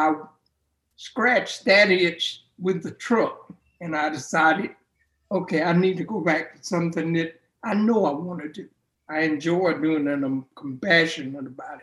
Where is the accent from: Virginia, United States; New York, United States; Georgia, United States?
Georgia, United States; Augusta; I was born and raised in here in Augusta